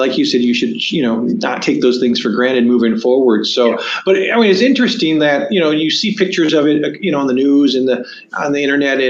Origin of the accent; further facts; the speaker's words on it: San Antonio, Texas, United States; I was actually born in Texas. Don't worry about it, other than, you know, I was born in San Antonio